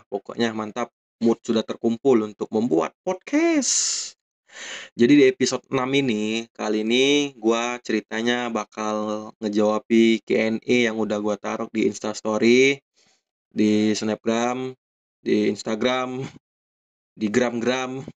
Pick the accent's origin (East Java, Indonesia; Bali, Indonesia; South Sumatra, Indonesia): South Sumatra, Indonesia; Palembang; gua ini besar di daerah Palembang di daerah Perumnas